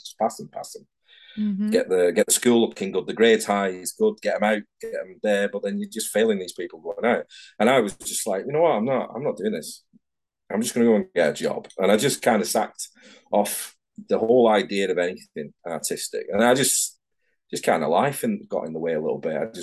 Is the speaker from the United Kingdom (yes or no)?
yes; Manchester, North West England, United Kingdom; moved away as an adult; now in Edinburgh, United Kingdom; I'm from Manchester down in England